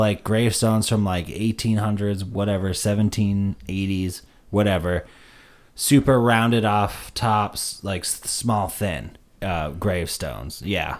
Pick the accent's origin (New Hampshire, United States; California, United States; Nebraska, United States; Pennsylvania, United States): New Hampshire, United States; Warner; I grew up in Warner, in the area of the Mink Hills